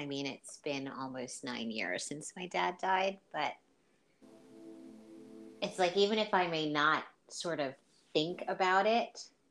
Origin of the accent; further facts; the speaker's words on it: St. Lucia; now in United States; And because I'm originally from St. Lucia, but I've lived most of my life in the U.S., there wasn't that everyday contact with them